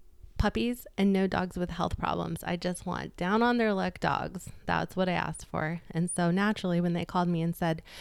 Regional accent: Jamestown, Colorado, United States; also born or lived in Boulder, Colorado; I'm really, truly from Colorado

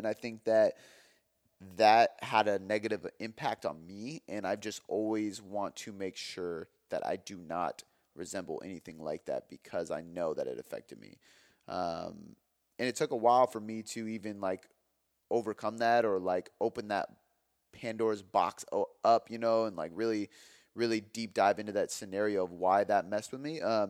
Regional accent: Ireland; Not only does my name literally mean helper in Gaelic, and I'm Irish, but that's what I do for a living, man.

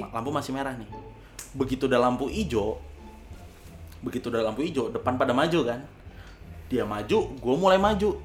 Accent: Indonesia; Gua besar di Kalimalang

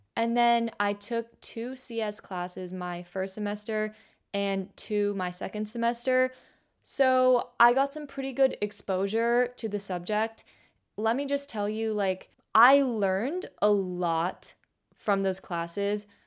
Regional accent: Bay Area, California, United States; I grew up in the Bay Area. Pretty much I've been here, like, my entire life

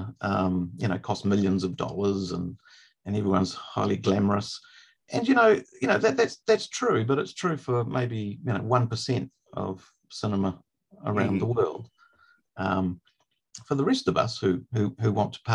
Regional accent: New Zealand

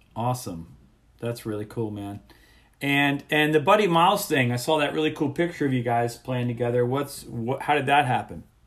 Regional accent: South Florida, United States; I grew up in South Florida

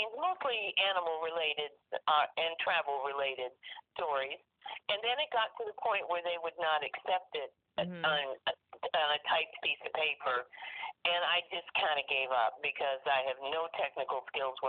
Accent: central Illinois, United States; also born or lived in Canada; I grew up mostly in central Illinois, and I currently live in a rural area in central Illinois

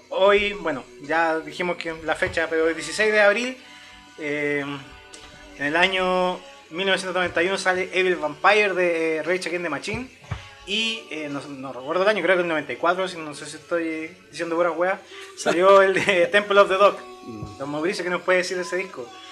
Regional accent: Chile

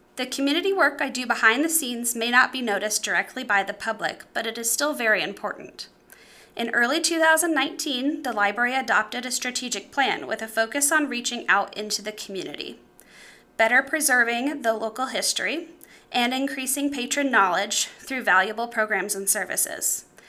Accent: Clinton, Illinois, United States; serving my hometown

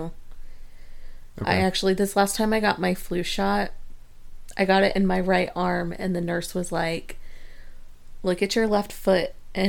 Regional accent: Midwest, United States; I grew up in the Midwest and tornadoes are a thing.

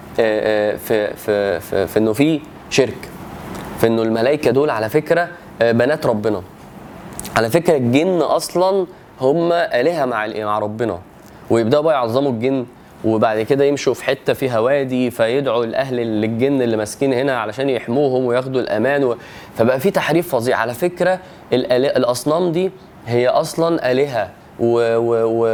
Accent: Egypt; وانا مصري

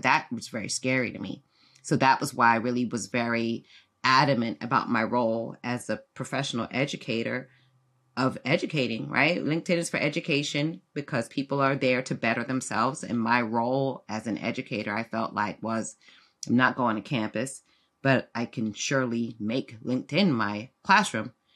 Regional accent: South Florida, United States; also born or lived in London, United Kingdom; I'm from U K, was raised in South Florida, but, uh, I was born in London

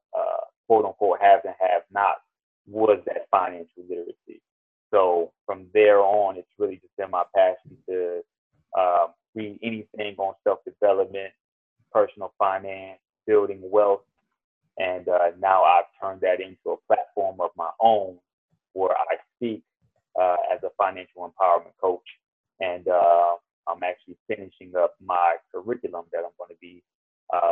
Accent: Lansing, Michigan, United States; born and raised in Lansing, Michigan.

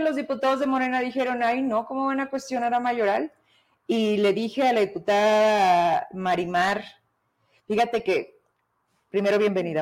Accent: Fresnillo, Zacatecas, Mexico; somos de Fresnillo

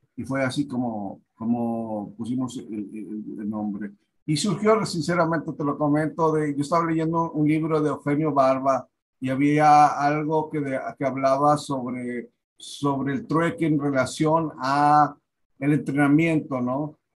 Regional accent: Monterrey, Nuevo León, Mexico; moved away; yo soy de Monterrey, yo soy de la colonia Independencia

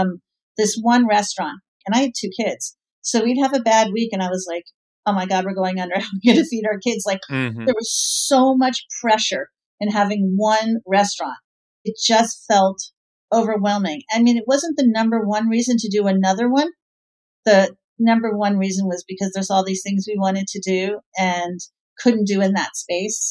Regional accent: New York City, New York, United States; I was raised by hippie, dippy parents in the West Village of New York

